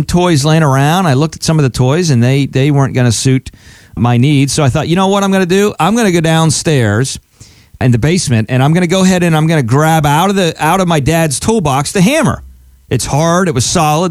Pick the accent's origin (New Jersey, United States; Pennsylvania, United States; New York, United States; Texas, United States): Pennsylvania, United States; Altoona; I grew up in Altoona, Pennsylvania.